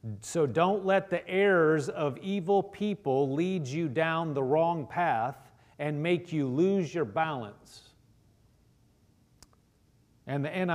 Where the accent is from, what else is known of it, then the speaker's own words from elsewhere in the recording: Nebraska, United States; I am from Nebraska, but, you know, I never was actually a farmer. You know, we have a lot of farmers in Nebraska